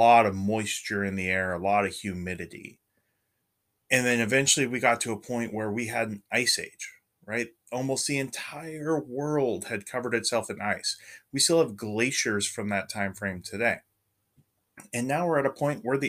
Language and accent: English; California, United States; moved away as an adult; also born or lived in Oregon; I grew up in California and I went to college in Oregon.